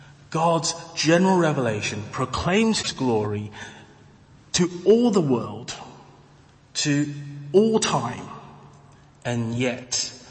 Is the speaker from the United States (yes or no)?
no; Taiwan; And, you know, for me, I come from Taiwan.